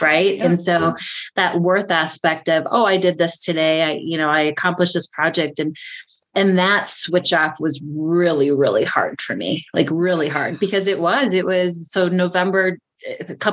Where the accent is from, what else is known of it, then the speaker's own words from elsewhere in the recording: Prescott, Wisconsin, United States; I'm from Prescott, Wisconsin